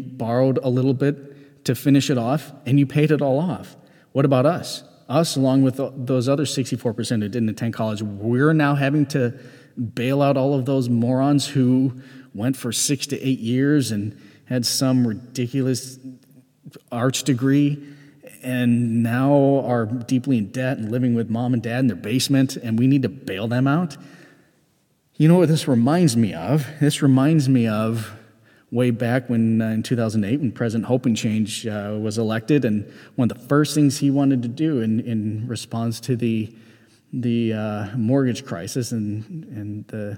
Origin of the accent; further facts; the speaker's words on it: United States; as a member of Gen X and as an American